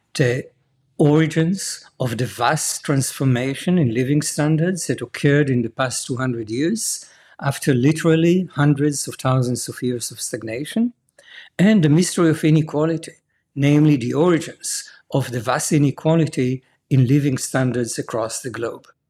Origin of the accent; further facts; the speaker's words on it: Jerusalem, Jerusalem District, Israel; I was born and raised in Jerusalem